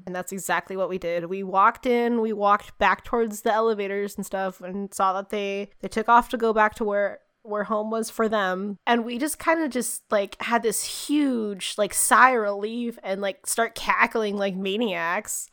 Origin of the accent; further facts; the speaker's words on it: United States; as an American